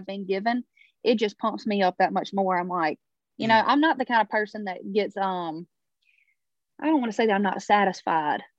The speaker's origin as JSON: {"language": "English", "town": "Baskin", "region": "Louisiana", "country": "United States", "tie": "born or raised there", "moved": "as an adult", "lives_now": "Nashville, United States", "said": "We were headed home to Louisiana"}